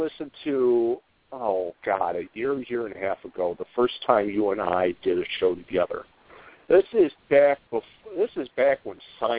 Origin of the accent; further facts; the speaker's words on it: Columbus, Ohio, United States; moved away; I was born in Columbus.